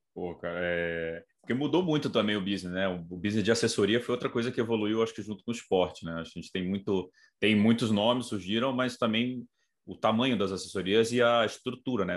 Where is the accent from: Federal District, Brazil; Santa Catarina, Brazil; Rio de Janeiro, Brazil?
Federal District, Brazil; Brasília; eu sou de Brasília